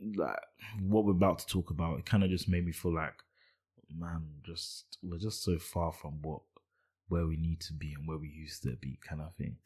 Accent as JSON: {"language": "English", "country": "United Kingdom", "said": "I'm British"}